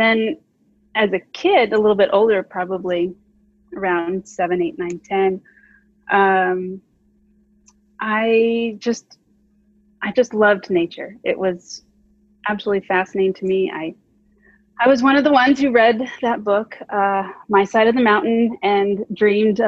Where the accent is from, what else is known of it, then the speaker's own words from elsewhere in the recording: Phoenix, Arizona, United States; now in California, United States; I grew up in Phoenix, Arizona.